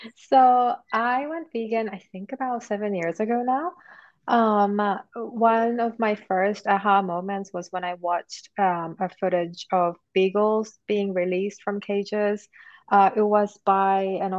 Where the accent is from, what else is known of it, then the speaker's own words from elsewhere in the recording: Japan; now in United Kingdom; I'm originally from Japan. And I am currently based in UK